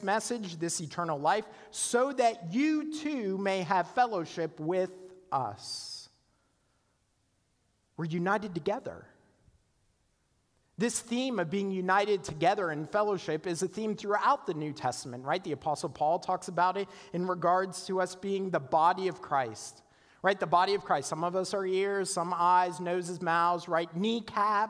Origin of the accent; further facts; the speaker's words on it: Canada; moved away as an adult; also born or lived in South Carolina; I was from Canada, right? In this little tiny town.